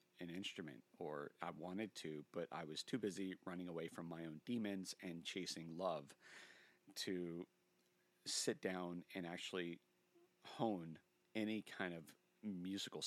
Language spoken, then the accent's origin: English; Richmond, Virginia, United States; I'm from Richmond